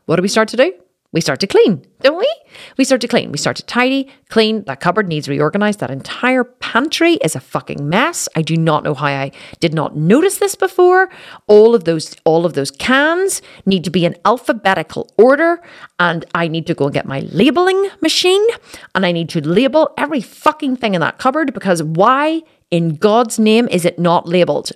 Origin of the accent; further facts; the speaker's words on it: Belfast, Northern Ireland, United Kingdom; in Belfast, my hometown